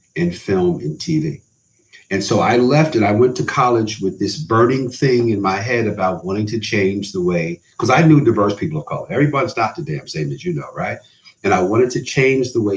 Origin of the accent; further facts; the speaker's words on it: New York, United States; I grew up in New York